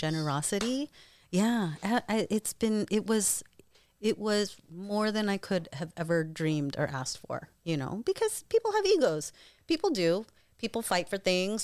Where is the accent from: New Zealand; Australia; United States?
United States; Eastern Washington; also born or lived in New York / Davao, Philippines (family); I was born in New York and then grew up mostly in Eastern